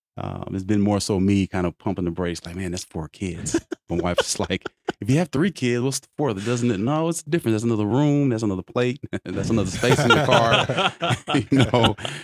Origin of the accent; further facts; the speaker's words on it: Oklahoma City, Oklahoma, United States; I'm originally from Oklahoma City, and I moved around quite a bit.